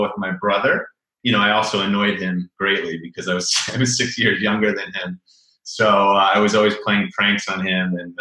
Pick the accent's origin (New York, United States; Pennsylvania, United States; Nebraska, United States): New York, United States; Chappaqua; now in Brooklyn, United States; I grew up in a suburb about an hour north of New York City. I grew up in Chappaqua.